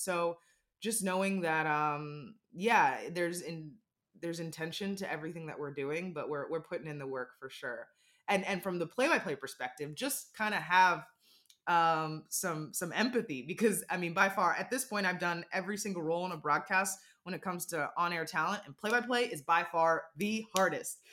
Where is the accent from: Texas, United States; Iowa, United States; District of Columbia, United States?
District of Columbia, United States; Washington; I grew up in the Washington D.C. area, and we had Mystics season tickets.